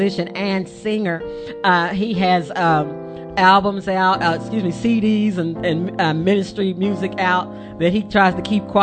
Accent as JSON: {"language": "English", "town": "Charleston", "region": "West Virginia", "country": "United States", "tie": "born or raised there", "said": "We are from Charleston, West Virginia"}